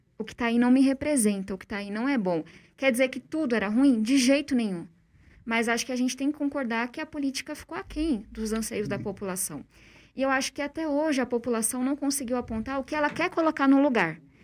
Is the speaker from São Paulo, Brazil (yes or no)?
yes; São Paulo, Brazil; born or raised there